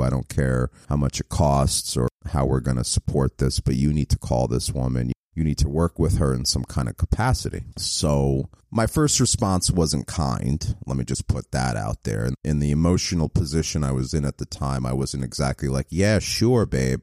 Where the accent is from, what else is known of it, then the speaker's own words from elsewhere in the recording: New York, United States; moved away; I'm from New York so originally